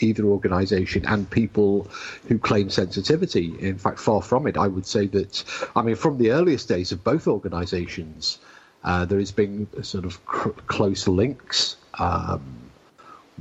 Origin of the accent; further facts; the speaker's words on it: United Kingdom; as we British say